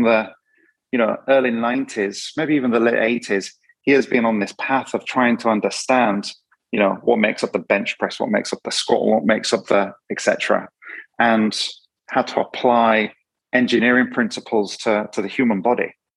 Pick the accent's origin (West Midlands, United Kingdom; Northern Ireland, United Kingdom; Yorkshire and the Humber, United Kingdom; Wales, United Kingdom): Yorkshire and the Humber, United Kingdom; I'm from Yorkshire, so rugby league and football and all different things.